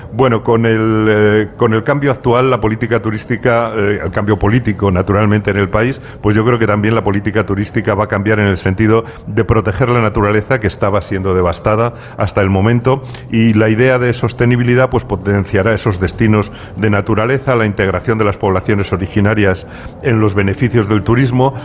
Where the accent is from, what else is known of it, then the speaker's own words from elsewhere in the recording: Spain; los españoles tenemos fama de vividores